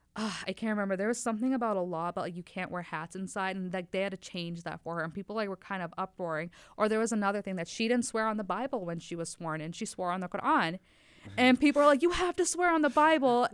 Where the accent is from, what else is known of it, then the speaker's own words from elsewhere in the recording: Oshkosh, Wisconsin, United States; also born or lived in Faisalabad, Pakistan / New York City / Oklahoma City; I grew up in Oshkosh, Wisconsin